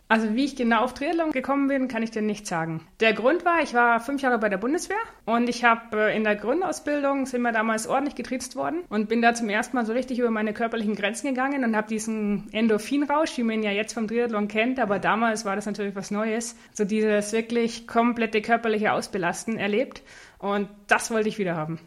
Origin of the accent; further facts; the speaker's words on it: Neuburg an der Donau, Bavaria, Germany; ich bin aufgewachsen in Neuburg an der Donau